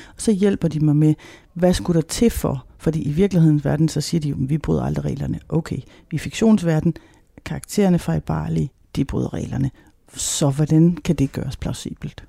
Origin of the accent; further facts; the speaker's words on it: Denmark; vi som danskere